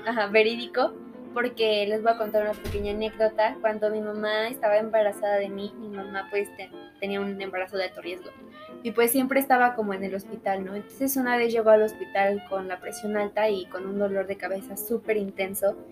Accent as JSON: {"language": "Spanish", "country": "Mexico", "said": "como mexicanos"}